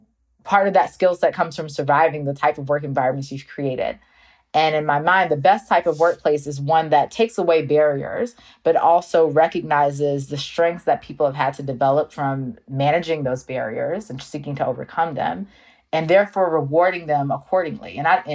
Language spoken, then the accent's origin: English; North Carolina, United States; So now when I tell people I'm from North Carolina, they're like, you don't have an accent. You're not Southern. It's like, I am Southern.